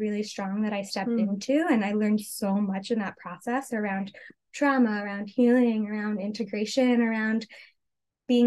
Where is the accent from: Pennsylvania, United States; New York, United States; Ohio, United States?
New York, United States; I grew up in New York, and a very like conventional Western pharmaceutical based type of arena around me.